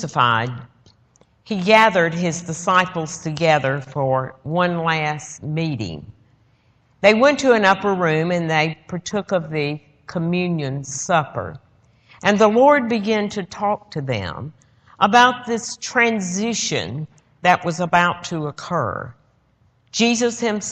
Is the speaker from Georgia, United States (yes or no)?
yes; Georgia, United States; I'm from Georgia